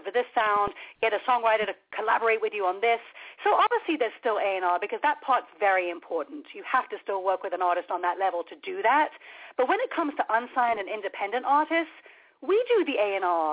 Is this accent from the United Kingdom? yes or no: yes; London, United Kingdom; moved away; I was born across the street from Abbey Road Studios